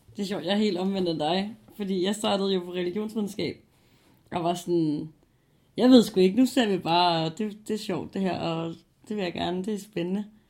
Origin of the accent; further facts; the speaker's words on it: Copenhagen, Capital Region of Denmark, Denmark; Jeg flytter også hjem igen til København